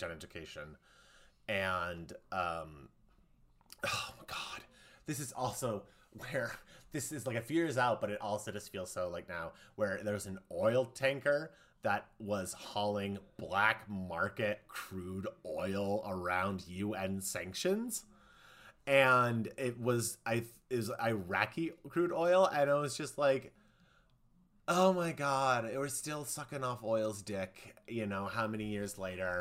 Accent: Iowa, United States; I'm from Iowa

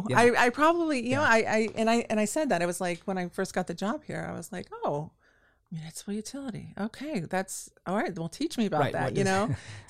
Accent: Lakeland, Florida, United States; I enjoy that this is my hometown. I'm from here, grew up here.

